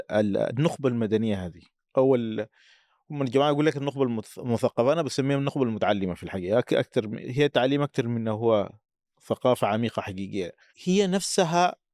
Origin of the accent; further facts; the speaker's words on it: Sudan; لكن التوصيف الادق عندنا في السودان انه نحن امه من شعوب والسودان ليس ليس مجرد قطر وانما اقليم بحجمه حتى بعد انفصال الجنوب